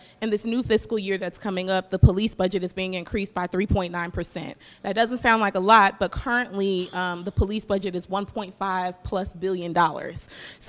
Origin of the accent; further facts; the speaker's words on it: Chicago, Illinois, United States; I'm from the Austin community on the west side of Chicago